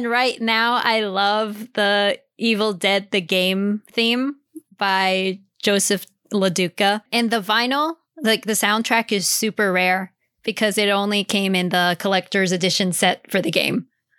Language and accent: English; Hanau, Hesse, Germany; moved away; Since I grew up in Hanau, Germany, where the Brothers Grimm are from